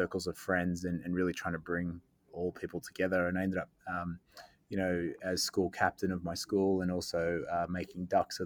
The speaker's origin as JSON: {"language": "English", "town": "Sydney", "region": "New South Wales", "country": "Australia", "tie": "born or raised there", "said": "I was born in Sydney, in Sydney South, actually, down in Bexley."}